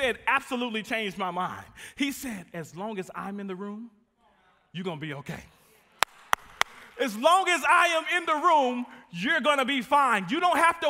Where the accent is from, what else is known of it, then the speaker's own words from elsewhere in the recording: Midland, Texas, United States; moved away as an adult; now in DeSoto, Texas, United States; I am from West Texas, Midland, Odessa